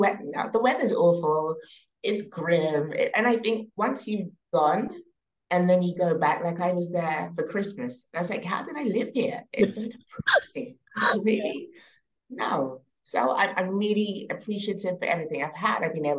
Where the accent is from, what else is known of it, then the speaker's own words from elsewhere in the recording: London, United Kingdom; moved away as an adult; also born or lived in Scotland / Milan, Italy / Ibiza, Spain; now in Grenada; From my accent, you can tell I'm originally from the UK. That's where I was born. I was born in London, but my folks hail from Grenada in the Caribbean. So that's where I currently am.